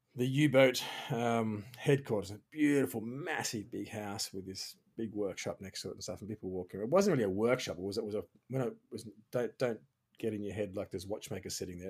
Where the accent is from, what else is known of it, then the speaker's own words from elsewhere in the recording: Australia; moved away; also born or lived in Switzerland; I'm Australian